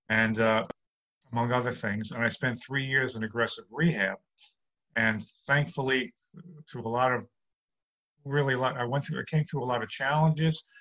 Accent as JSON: {"language": "English", "town": "New York City", "region": "New York", "country": "United States", "tie": "born or raised there", "lives_now": "Long Island, United States", "said": "Right. I'm born and bred in New York"}